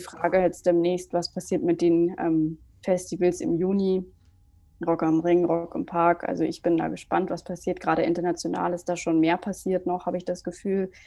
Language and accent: German; Germany; ich bin aufgewachsen in der Nähe von Hamburg